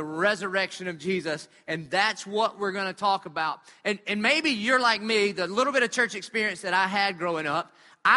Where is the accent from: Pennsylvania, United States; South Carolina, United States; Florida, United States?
South Carolina, United States; Dillon; I grew up in Dillon, South Carolina